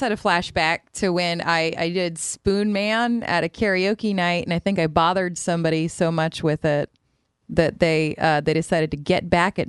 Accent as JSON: {"language": "English", "region": "the South", "country": "United States", "said": "What is spoon bread? I'm from the South and never heard of it, so it's not Southern."}